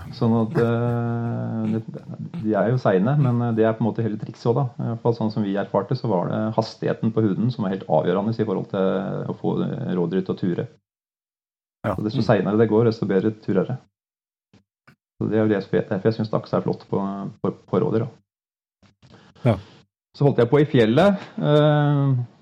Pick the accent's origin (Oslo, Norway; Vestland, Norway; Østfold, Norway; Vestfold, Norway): Vestfold, Norway; Lågendalen, near Larvik; moved away as an adult; also born or lived in Ås / Vest-Agder; jeg er født i Lågendalen, opp for Larvik